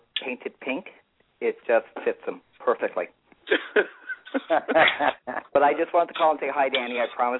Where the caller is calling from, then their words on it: Toronto, Ontario, Canada; I'm calling from Toronto.